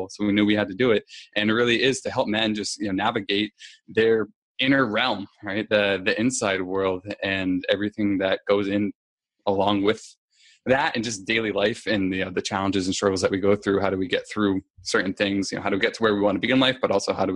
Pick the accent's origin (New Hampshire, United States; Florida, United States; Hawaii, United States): New Hampshire, United States; I am originally from there.